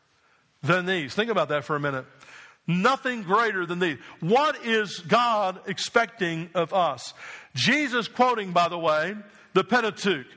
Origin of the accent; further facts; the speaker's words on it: New Jersey, United States; I'm from New Jersey.